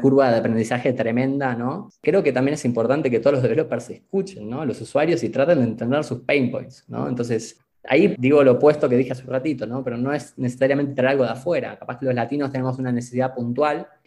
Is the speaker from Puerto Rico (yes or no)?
no; Argentina; moved away as an adult; now in Mexico; yo soy argentino viviendo en México